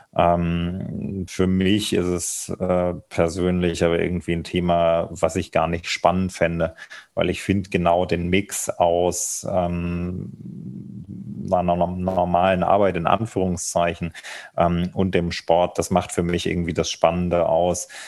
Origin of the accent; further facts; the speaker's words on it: Thuringia, Germany; ich bin in Thüringen aufgewachsen